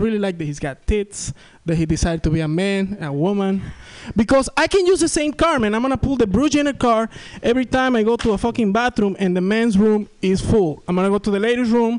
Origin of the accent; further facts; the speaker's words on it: Venezuela; accent: thick accent; English is a second language; now in San Francisco Bay Area, United States; I'm from South America, that's why I have this thick accent